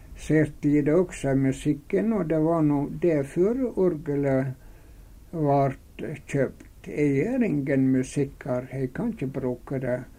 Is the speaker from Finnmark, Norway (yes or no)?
no; Runde, Møre og Romsdal, Norway; moved away as an adult; now in Fosnavåg, Norway; Og så var jeg veldig glad i heimbygda mi, så det kunne tenkes at det jeg ville lagt inn på og bygd på Runde